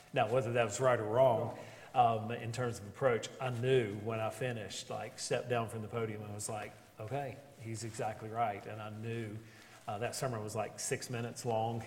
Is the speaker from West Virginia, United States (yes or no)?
yes; Beckley, West Virginia, United States; moved away as an adult; also born or lived in Ashland, Kentucky / Lincolnton, North Carolina; now in Buffalo, United States; I'm originally from Beckley, West Virginia